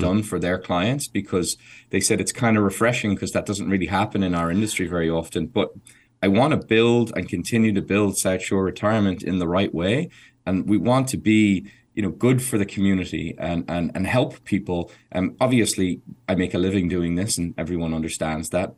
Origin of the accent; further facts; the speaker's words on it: Ireland; an Irish person who loves horses